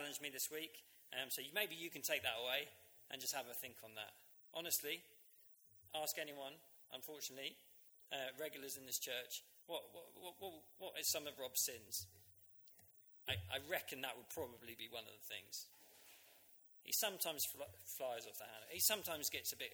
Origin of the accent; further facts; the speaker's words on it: Uckfield, South East England, United Kingdom; My hometown, Uckfield